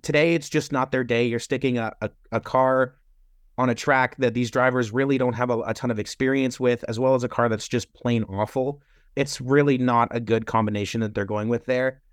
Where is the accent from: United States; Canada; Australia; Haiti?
Canada; As a Canadian